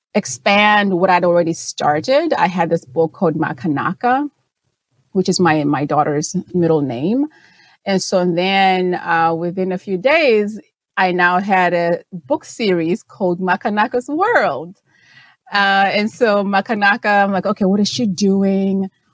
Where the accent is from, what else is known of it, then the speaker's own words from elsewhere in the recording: Zimbabwe; first language Shona; English is a second language; moved away; I was born and raised in Zimbabwe